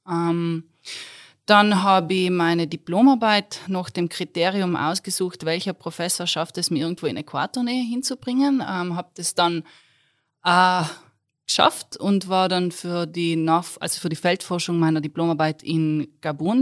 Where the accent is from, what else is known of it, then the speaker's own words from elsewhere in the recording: South Tyrol, Trentino-Alto Adige, Italy; accent: South Tyrolean; moved away as an adult; now in Innsbruck, Austria; Südtirolerin, falls es jemand noch nicht herausgehört hat aus meinem Dialekt. Ähm, Wahlinnsbruckerin